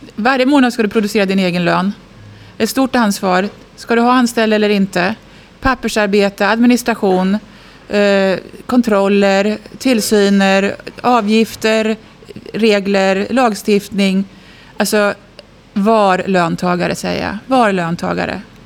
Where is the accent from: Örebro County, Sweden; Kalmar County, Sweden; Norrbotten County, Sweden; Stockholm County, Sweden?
Örebro County, Sweden; Askersund; jag är född och uppvuxen i Askersund, Södernärke, vid Vättern